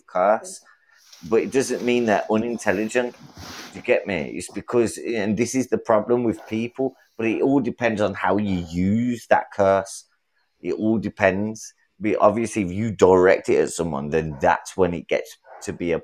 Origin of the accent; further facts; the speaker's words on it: England, United Kingdom; I'm from England